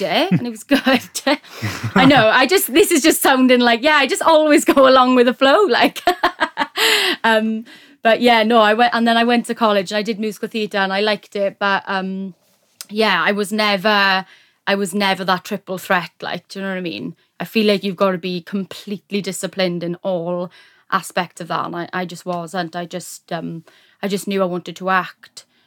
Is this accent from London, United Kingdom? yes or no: no; Neath, Wales, United Kingdom; I am from Wales, South Wales, Neath, Neath-Batolford area.